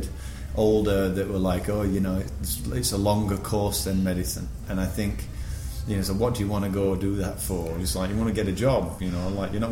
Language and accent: English; Sheffield, Yorkshire and the Humber, United Kingdom; moved away as an adult; also born or lived in Singapore; now in New York, United States; I'm born and bred in Sheffield.